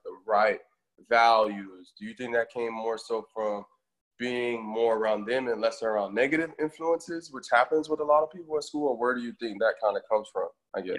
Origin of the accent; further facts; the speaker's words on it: Florida, United States; I'm from Florida myself